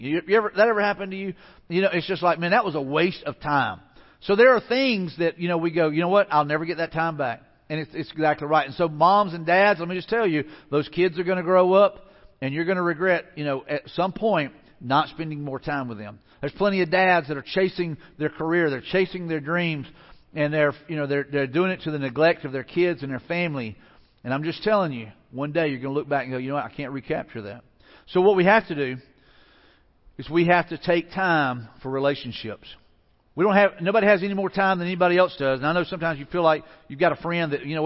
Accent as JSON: {"language": "English", "town": "Mobile", "region": "Alabama", "country": "United States", "tie": "born or raised there", "also_born_or_lived": "Pensacola", "moved": "yes", "said": "I grew up in the Mobile area, so I've got lots of family down there and friends"}